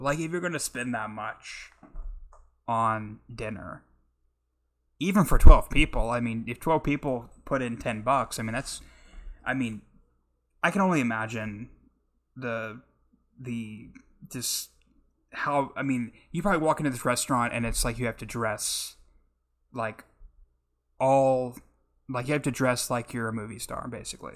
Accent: Oklahoma, United States; I'm from the Midwest, Oklahoma

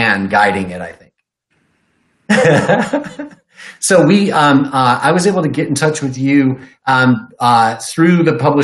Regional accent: Detroit, Michigan, United States; when I was a little kid, growing up in Detroit

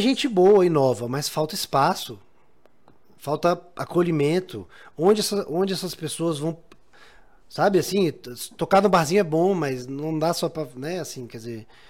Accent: Brazil; a gente brasileiro

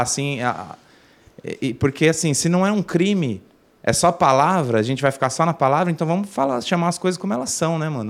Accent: São Bernardo do Campo, São Paulo, Brazil; also born or lived in Santo André; eu nasci em São Bernardo, mas morei em Santo André muito tempo, aí depois voltei para São Bernardo. É São Bernardo e Santo André sempre

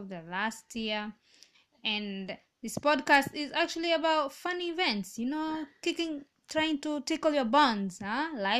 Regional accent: Kenya; moved away as an adult; now in Serbia; Yes, Kenyan. I'm from Kenya.

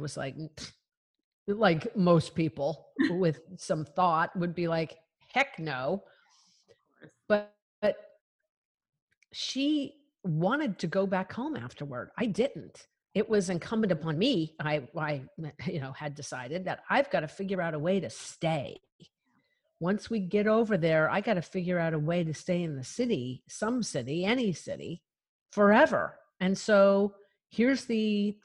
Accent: Colorado, United States; I am a cowgirl from Colorado, and I grew up in such a remote area of the Rockies

